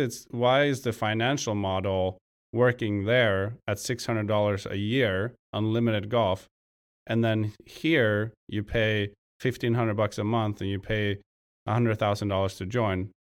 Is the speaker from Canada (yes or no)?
no; Sweden; moved away; I come from Sweden, back home.